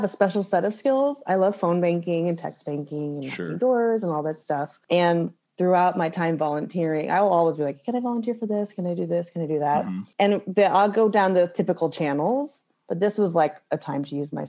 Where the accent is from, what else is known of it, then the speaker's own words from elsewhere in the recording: Kirkwood, Missouri, United States; moved away as an adult; also born or lived in Sikeston, Missouri / Philadelphia, Pennsylvania; now in Brooklyn, United States; I grew up in Kirkwood, okay. Right outside of St. Louis